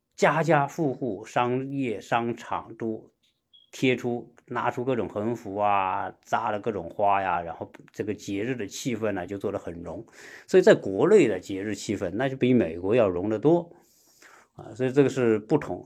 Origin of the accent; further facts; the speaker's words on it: China; now in United States; 作为一个中国人吧，在美国过，过这些节呢